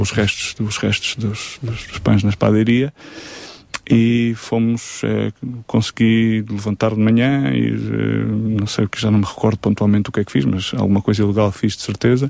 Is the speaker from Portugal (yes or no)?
yes; Évora, Alentejo, Portugal; moved away as an adult; also born or lived in Lisbon; eu sou de Évora, voltei para Évora